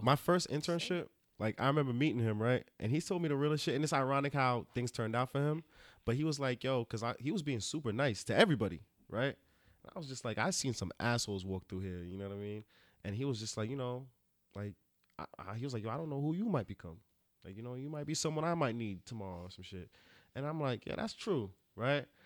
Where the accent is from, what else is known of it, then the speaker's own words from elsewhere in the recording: Rockland County, New York, United States; I'm from Rockland County